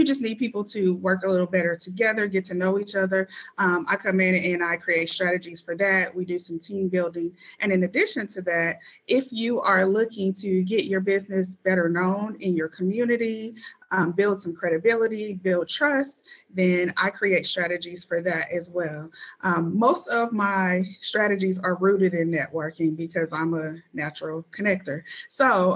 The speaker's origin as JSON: {"language": "English", "town": "St. Louis", "region": "Missouri", "country": "United States", "moved": "as an adult", "lives_now": "Indianapolis, United States", "said": "I am actually a Indianapolis implant. So I'm not born and raised here. I'm originally from St. Louis, Missouri"}